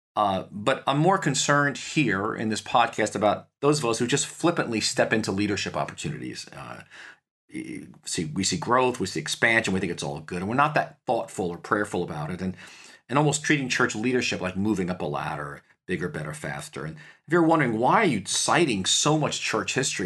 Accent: New York, United States; I'm from New York

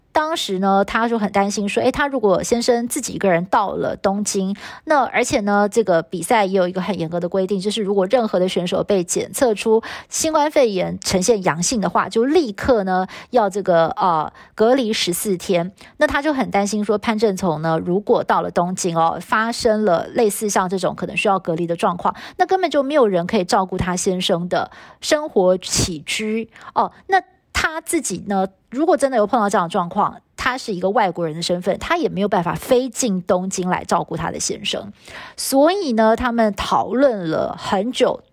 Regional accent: Taiwan; 是我们台湾的教育体制培养出来的小孩哦

